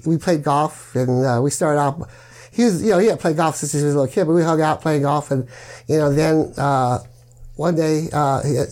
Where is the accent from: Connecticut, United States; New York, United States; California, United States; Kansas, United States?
California, United States; Southern; born or raised there